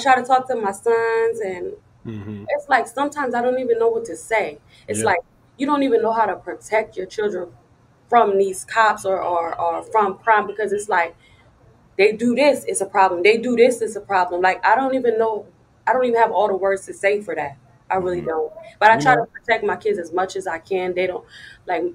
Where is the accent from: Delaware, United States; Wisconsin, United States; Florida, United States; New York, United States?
Delaware, United States; Wilmington; moved away; I come from Delaware, Wilmington, Delaware. I don't want my children to live there. It's really wild. Like, all my friends are drug addicts. Like, literally, everybody that I grew up